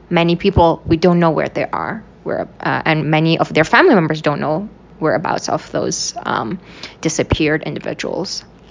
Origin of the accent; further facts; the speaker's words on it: Beijing, China; moved away; I was born and raised in Beijing because my parents moved uh, moved from the Uyghur region to Beijing